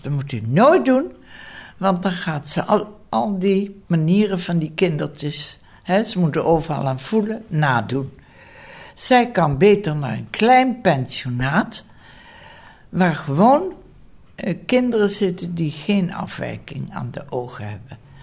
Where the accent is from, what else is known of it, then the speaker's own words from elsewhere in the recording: Gennep, Limburg, Netherlands; Ik ben geboren in Genp, Limburg